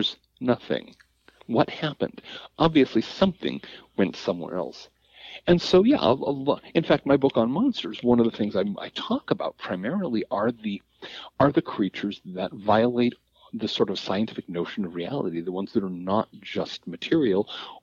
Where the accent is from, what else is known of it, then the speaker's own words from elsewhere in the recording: Seattle, Washington, United States; growing up in the South Seattle suburbs